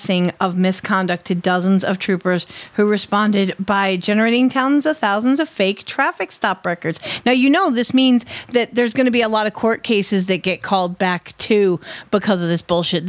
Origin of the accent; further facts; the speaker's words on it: Connecticut, United States; My home state